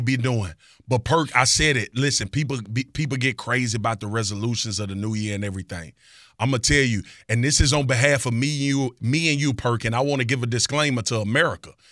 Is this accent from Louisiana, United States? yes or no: yes; Baton Rouge, Louisiana, United States; I'm from Baton Rouge, Louisiana.